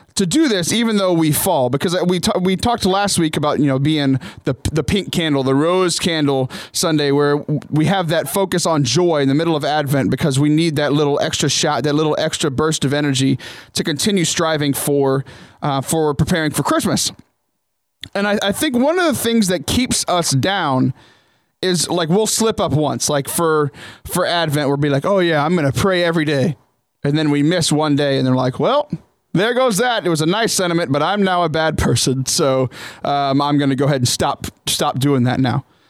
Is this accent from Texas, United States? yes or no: yes; Southern Texas, United States; also born or lived in Ohio; I grew up in Southern Texas